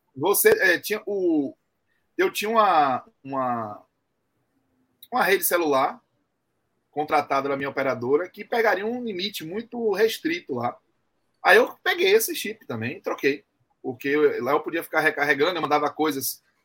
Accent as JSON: {"language": "Portuguese", "country": "Brazil", "said": "eu sou brasileiro"}